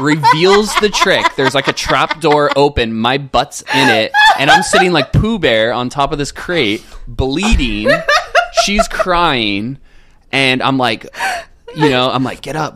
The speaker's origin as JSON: {"language": "English", "town": "Cardiff by the Sea", "region": "California", "country": "United States", "tie": "born or raised there", "said": "I grew up in San Diego in a little North County uh, suburb called Cardiff by the Sea."}